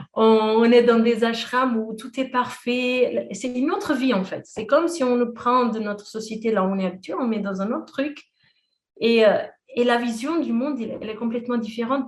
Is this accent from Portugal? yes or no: yes; Portugal; moved away; j'ai fait mes études au Portugal, je suis portugaise